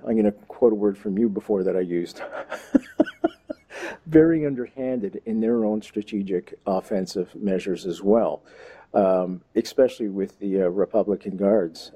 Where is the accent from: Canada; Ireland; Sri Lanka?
Canada; accent: Canadian; I'm Canadian